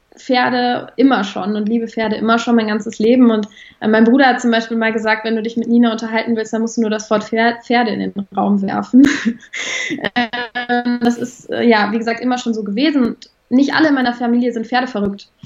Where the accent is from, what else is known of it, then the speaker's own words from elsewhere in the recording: Bonn, North Rhine-Westphalia, Germany; ich komme aus Bonn